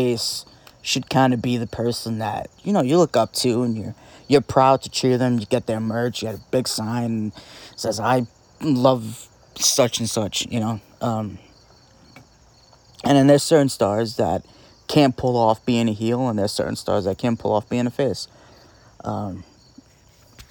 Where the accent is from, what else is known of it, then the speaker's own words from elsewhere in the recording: New Jersey, United States; we're both from Jersey